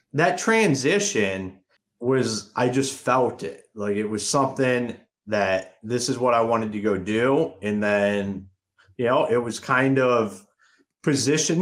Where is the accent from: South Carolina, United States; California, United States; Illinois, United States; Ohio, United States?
Ohio, United States; Akron; moved away as an adult; now in Michigan, United States; I'm originally from Akron, Ohio. I left. I I left Akron, Ohio